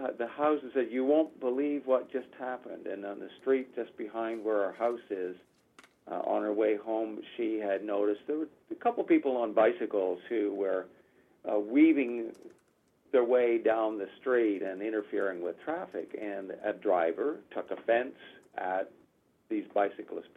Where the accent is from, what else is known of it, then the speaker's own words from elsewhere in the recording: Canada; I was born in Canada